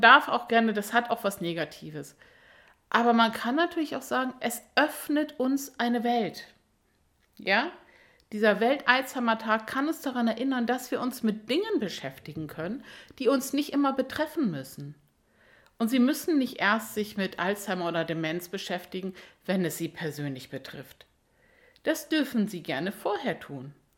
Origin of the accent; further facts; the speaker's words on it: Germany; hier bei uns in Deutschland